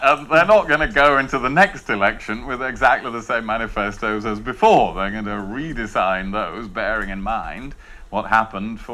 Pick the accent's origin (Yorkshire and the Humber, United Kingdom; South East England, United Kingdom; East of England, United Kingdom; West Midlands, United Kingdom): Yorkshire and the Humber, United Kingdom; Rother Valley; from the Rother Valley